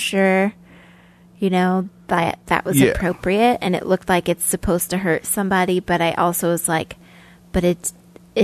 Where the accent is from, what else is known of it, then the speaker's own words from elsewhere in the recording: Kootenai County, Idaho, United States; I'm from Kootenai County